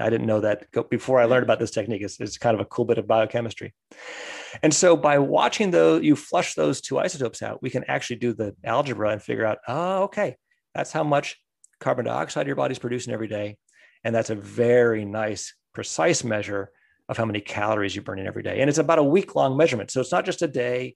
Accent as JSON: {"language": "English", "country": "United States", "tie": "born or raised there", "said": "growing up in the States"}